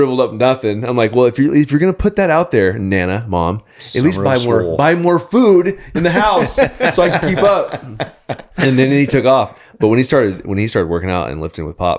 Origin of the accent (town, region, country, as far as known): Bakersfield, California, United States; born or raised there